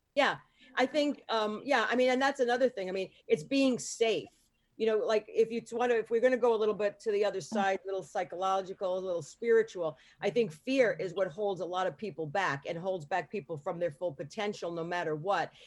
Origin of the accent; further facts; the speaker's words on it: New York, United States; I grew up in New York